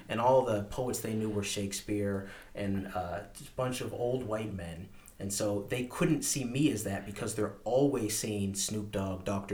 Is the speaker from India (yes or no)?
no; Woodstock, New Brunswick, Canada; growing up in Woodstock